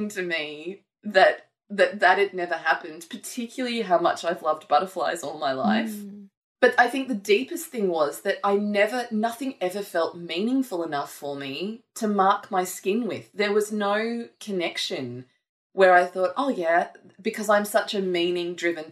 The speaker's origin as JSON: {"language": "English", "town": "Gold Coast", "region": "Queensland", "country": "Australia", "tie": "born or raised there", "said": "I grew up on the Gold Coast"}